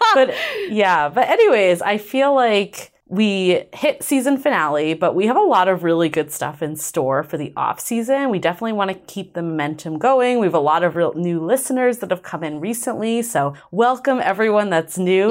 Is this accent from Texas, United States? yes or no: no; Boston, Massachusetts, United States; moved away; growing up in Boston